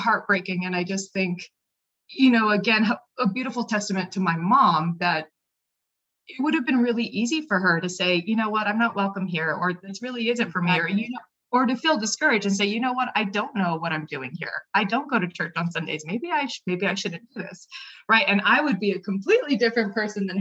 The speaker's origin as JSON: {"language": "English", "town": "Albuquerque", "region": "New Mexico", "country": "United States", "tie": "born or raised there", "said": "I'm from Albuquerque, New Mexico, born and raised"}